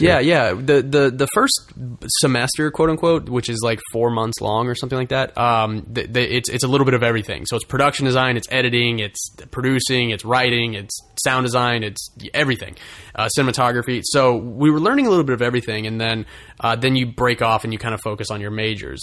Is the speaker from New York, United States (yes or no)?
no; Russellville, Arkansas, United States; moved away as an adult; now in Los Angeles, United States; my hometown of Russellville, Arkansas